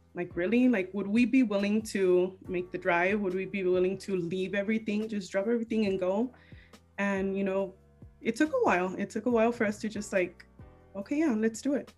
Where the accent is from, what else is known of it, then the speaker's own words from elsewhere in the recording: Wilmington, United States; moved away as an adult; now in Palmdale, United States; originally I'm um, you know from Wilmington